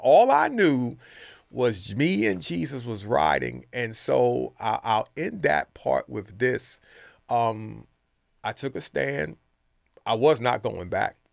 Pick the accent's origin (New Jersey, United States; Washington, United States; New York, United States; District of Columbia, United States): New York, United States; New York City; moved away; also born or lived in Brooklyn, New York; grew up in New York City in the Bronx